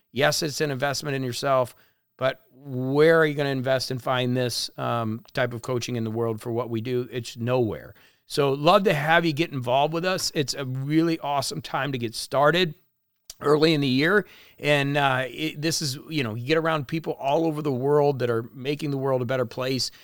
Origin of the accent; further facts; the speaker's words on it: La Porte, Indiana, United States; moved away as an adult; also born or lived in Florida / Miami; when I grew up in LaPorte, I used to think that Chicago was so far away